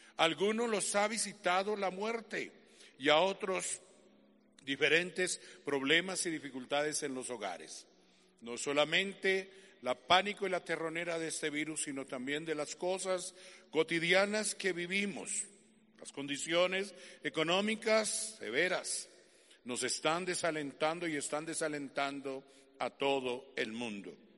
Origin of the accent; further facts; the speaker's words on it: Colombia; como colombiano que soy